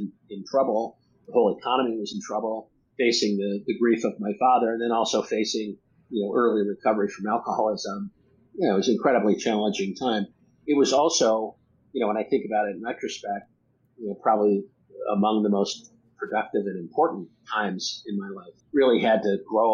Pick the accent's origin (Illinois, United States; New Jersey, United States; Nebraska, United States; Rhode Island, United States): Nebraska, United States; moved away as an adult; also born or lived in Boston; I moved from Boston back to New York, or back to Nebraska, where my family's from